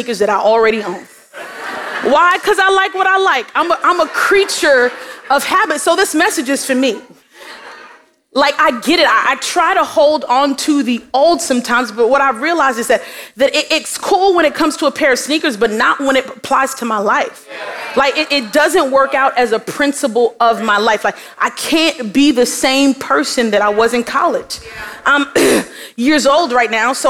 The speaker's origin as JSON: {"language": "English", "town": "New York City", "region": "New York", "country": "United States", "tie": "born or raised there", "moved": "as an adult", "lives_now": "Miami, United States", "said": "I was born in Brooklyn. And so before I got to Miami, I was fully immersed in Brooklyn culture. Like the way that I walked, the way that I talked"}